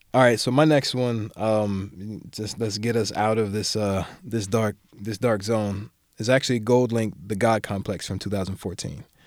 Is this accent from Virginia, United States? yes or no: no; Maryland, United States; I'm from Maryland, so I'm from the D M V